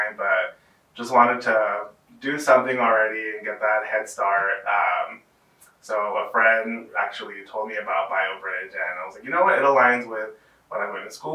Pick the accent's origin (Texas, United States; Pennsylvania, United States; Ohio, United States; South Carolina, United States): Texas, United States; San Antonio; I am born and raised here in San Antonio, Texas